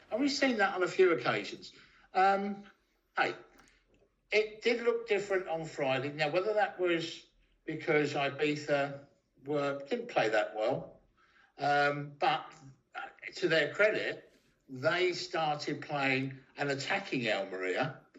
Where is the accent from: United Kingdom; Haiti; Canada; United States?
United Kingdom; London; moved away as an adult; also born or lived in Ipswich; originally from London, but I spent 25 years in Ipswich